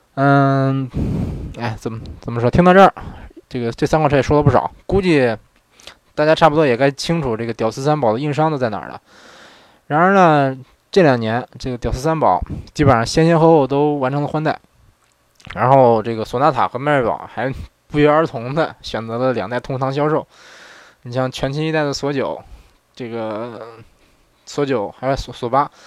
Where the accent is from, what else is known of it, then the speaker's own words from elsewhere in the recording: northern China, China; moved away as an adult; now in Japan; 虽然我是北方人